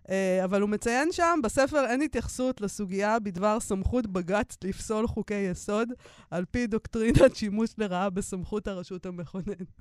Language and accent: Hebrew; Israel; אני מפה, וגדלתי פה, נולדתי פה